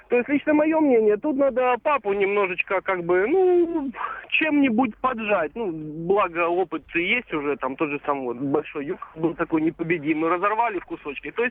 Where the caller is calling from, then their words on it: Samara, Samara Oblast, Russia; Я из Самары.